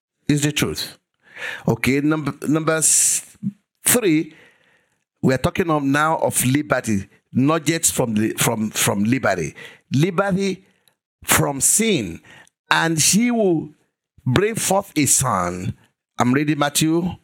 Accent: Igbara-Odo, Ekiti, Nigeria; moved away; my hometown in Igbaraodo.

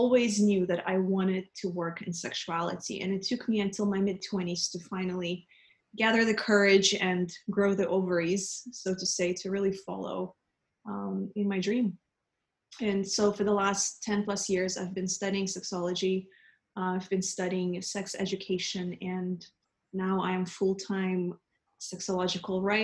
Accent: Russia; moved away; I grew up in Soviet Russia

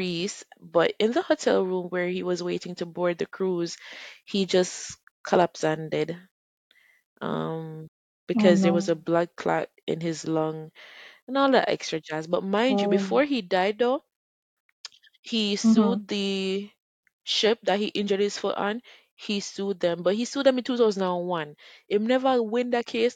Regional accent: Jamaica; I'm a Jamaican

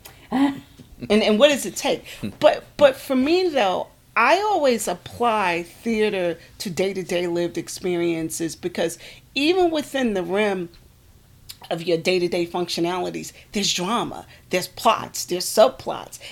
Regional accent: Newark, New Jersey, United States; moved away as an adult; also born or lived in Bucksport, South Carolina; now in South Carolina, United States; I was born and raised in Newark, New Jersey

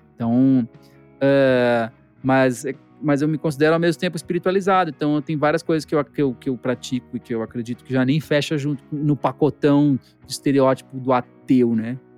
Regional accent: Brazil; enquanto brasileiro

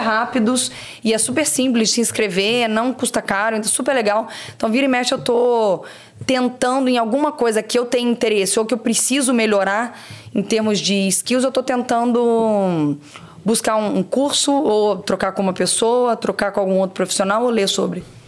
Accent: Barra Mansa, Rio de Janeiro, Brazil; moved away as an adult; also born or lived in Três Rios; nasci em Três Rios, eu cresci em Barra Mansa

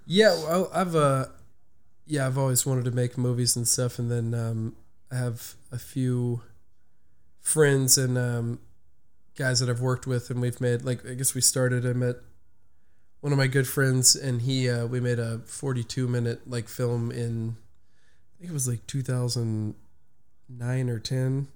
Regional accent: Orange, United States; I grew up in Orange right around the corner

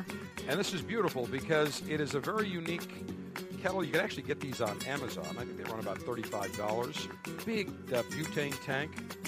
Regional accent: Buffalo, New York, United States; my hometown, Buffalo

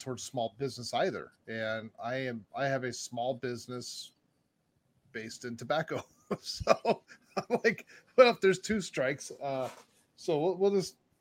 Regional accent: Arizona, United States; I'm from Arizona

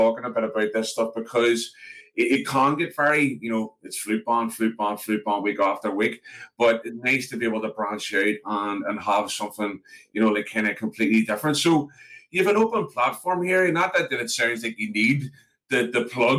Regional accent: Belfast, Northern Ireland, United Kingdom; growing up in East Belfast, and I live in a part of North Belfast now

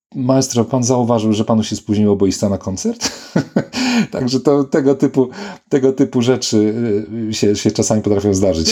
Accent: Poland; moved away; also born or lived in Poznań / Warsaw / Manchester / Oxford; Urodziłem się w Szczycinie

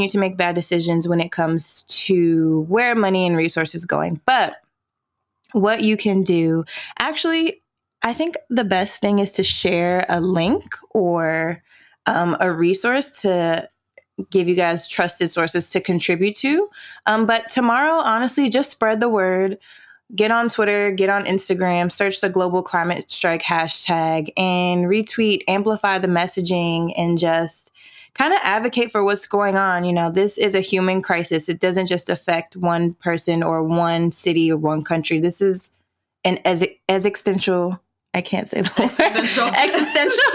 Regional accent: Washington, District of Columbia, United States; moved away as an adult; now in Brooklyn, United States; I am originally from the Washington, D.C. area. Been in Brooklyn now for a year and a half.

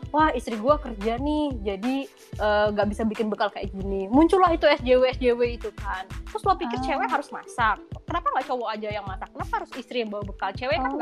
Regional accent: Yogyakarta, Special Region of Yogyakarta, Indonesia; aku orang Jogja.

